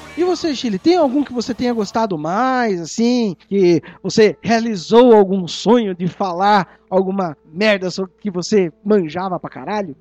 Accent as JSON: {"language": "Portuguese", "country": "Brazil", "said": "a gente é brasileiro"}